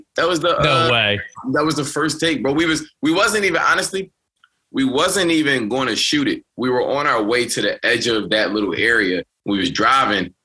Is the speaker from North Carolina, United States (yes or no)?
no; Philadelphia, Pennsylvania, United States; I'm from West